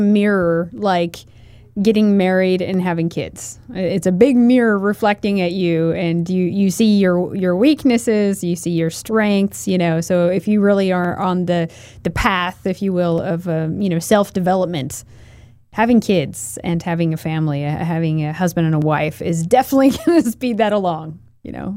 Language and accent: English; Portland, Oregon, United States; now in Idaho, United States; when I grew up, uh, in Portland, Oregon. I was born in Portland, Oregon